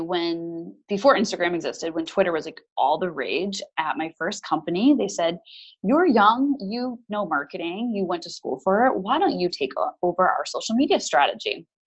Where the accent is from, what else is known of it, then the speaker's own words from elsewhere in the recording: United States; now in London, United Kingdom; I am an American living in London